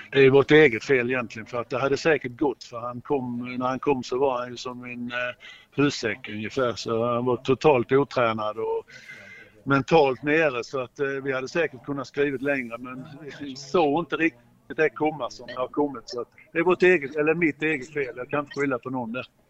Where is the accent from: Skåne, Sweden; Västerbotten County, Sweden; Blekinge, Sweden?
Blekinge, Sweden; Mjällby; jag är ju född i Mjällby